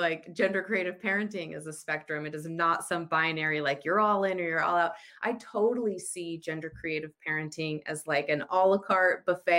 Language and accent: English; United States; moved away as an adult; also born or lived in Utah; now in Australia; I'm married to Brent, who is Australian, and I'm American, and we have a little one who is 5 years old named Zoomer, and we're currently living in Australia, even though we've spent most of our time in Utah in the United States.